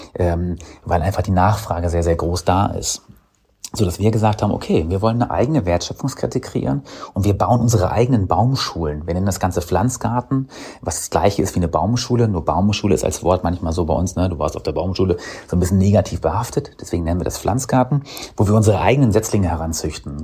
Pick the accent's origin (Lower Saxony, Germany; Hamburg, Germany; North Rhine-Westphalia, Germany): Lower Saxony, Germany; ich bin gebürtiger Niedersachse ähm, oder aus Niedersachsen